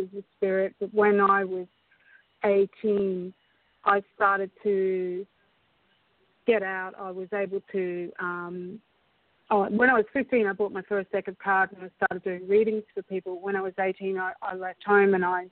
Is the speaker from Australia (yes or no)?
yes; Brisbane, Queensland, Australia; also born or lived in Scotland; when we came to Australia when I was about four